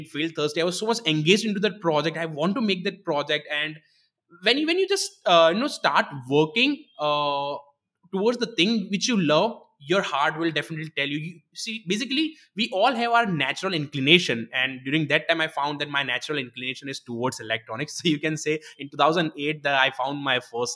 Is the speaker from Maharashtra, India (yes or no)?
no; Gujarat, India; written in a local regional Gujarati language, as I'm from Gujarat